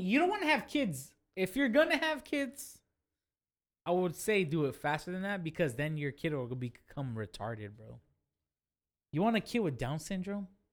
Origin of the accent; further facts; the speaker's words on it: Fresno, California, United States; I'm from Fresno.